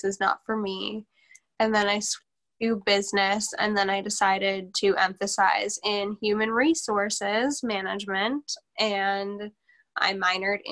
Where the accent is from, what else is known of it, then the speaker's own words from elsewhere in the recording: Racine, Wisconsin, United States; also born or lived in Milwaukee / South Milwaukee; I am from Racine, Wisconsin. I was born in Milwaukee. I was raised in Racine. And then I came to South Milwaukee for high school.